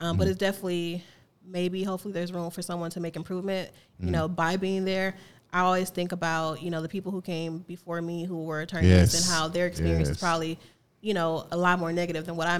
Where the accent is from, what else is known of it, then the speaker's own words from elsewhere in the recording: East St. Louis, Illinois, United States; moved away as an adult; also born or lived in Missouri; I'm born and raised East St. Louis